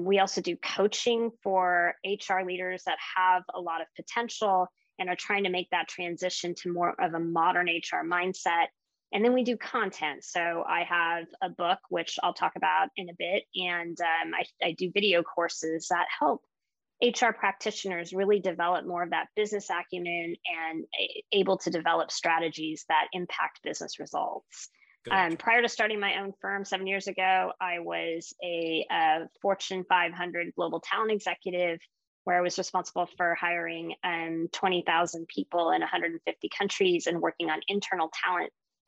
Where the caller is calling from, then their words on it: Pasadena, California, United States; I'm calling in from Pasadena, California.